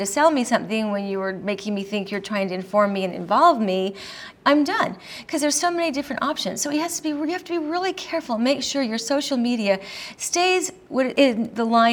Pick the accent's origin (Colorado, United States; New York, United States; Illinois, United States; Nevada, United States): Colorado, United States; I'm from Colorado, where we legalized pot before anybody else did.